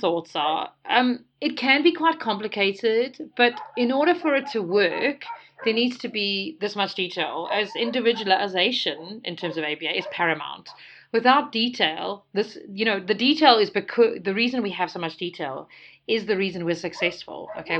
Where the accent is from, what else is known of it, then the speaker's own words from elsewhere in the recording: South Africa; also born or lived in United Kingdom; So everybody here in South Africa teases me, and they ask me, like, where are you from? And I'm like, from South Africa.